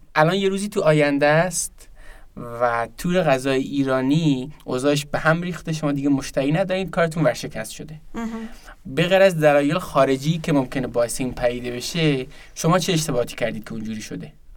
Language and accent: Persian; Zabol, Sistan and Baluchestan, Iran; من که توی شهر زابل به دنیا اومدم